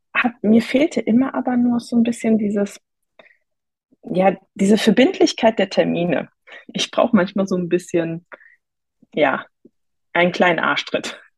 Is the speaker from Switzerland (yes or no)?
no; near Cologne, North Rhine-Westphalia, Germany; ich komme aus der Nähe von Köln